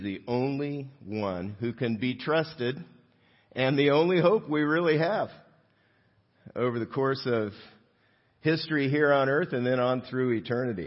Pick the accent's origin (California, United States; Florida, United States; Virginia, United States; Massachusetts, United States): California, United States; South Gate; I grew up in Southgate, and which is closer to downtown L.A.